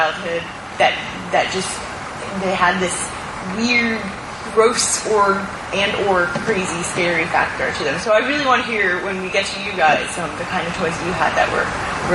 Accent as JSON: {"language": "English", "region": "New Jersey", "country": "United States", "tie": "born or raised there", "said": "I grew up in New Jersey"}